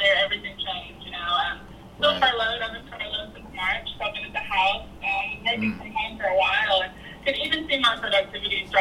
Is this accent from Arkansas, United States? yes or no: no; Nashville, Tennessee, United States; I'm from Sorry, Nashville.